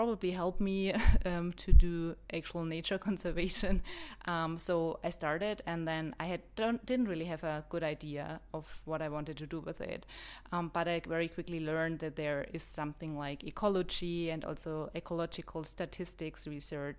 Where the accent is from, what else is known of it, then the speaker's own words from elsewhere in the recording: Bavaria, Germany; English is a second language; moved away as an adult; now in New Zealand; I am originally from Germany, as you've probably heard already. I am from the countryside in Bavaria, where I grew up until I started studying in the city.